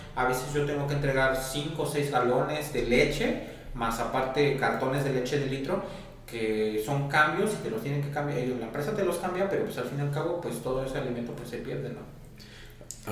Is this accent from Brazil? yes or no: no; Mexico; nosotros también somos un país de Latinoamérica